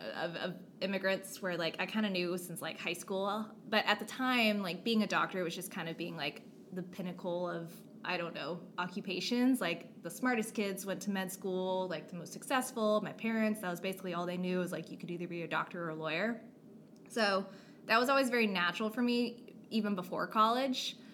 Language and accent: English; Dallas-Fort Worth area, Texas, United States; I grew up in the Dallas-Fort Worth area of Texas, was basically there most of my life